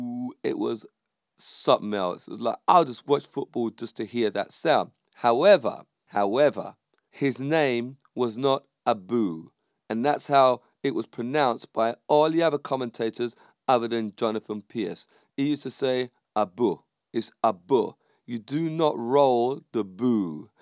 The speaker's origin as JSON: {"language": "English", "country": "Jamaica", "said": "I would say that because I'm Jamaican"}